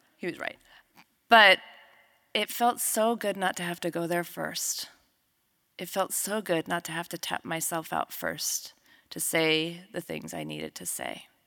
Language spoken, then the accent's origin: English; New Mexico, United States; We grew up together in New Mexico.